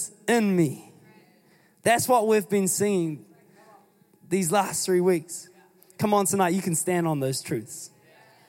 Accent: New Zealand; I'm still New Zealander

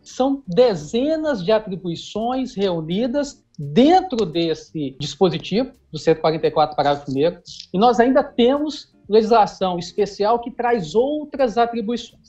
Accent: Itabira, Minas Gerais, Brazil; Eu sou natural de Tabira, que fica a 100 quilômetros de Belo Horizonte.

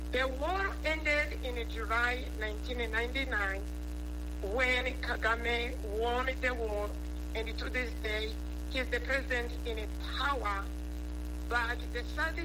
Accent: Rwanda; accent: Rwandan; now in United States; I am from Rwanda

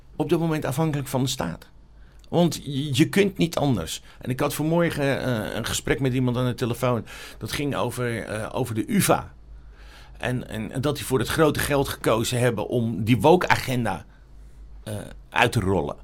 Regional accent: Amsterdam, North Holland, Netherlands; ik ben opgegroeid in Amsterdam Zuidoost

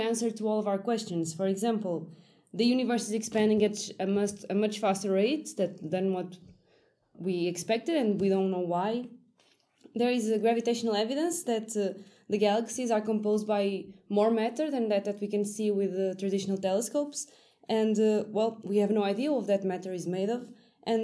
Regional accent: Portugal; I'm also from Portugal, but I study in Lisbon

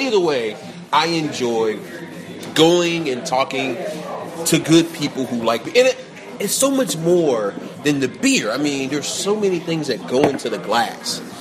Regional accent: Atlanta, Georgia, United States; growing up in Atlanta

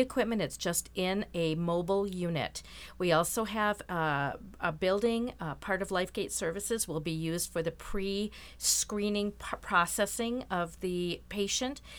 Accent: Rochester, Minnesota, United States; I'm from Rochester, born and raised

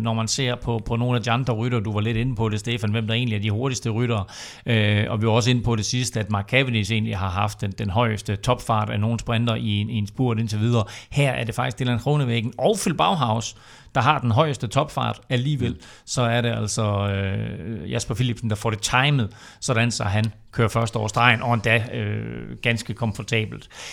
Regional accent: Denmark

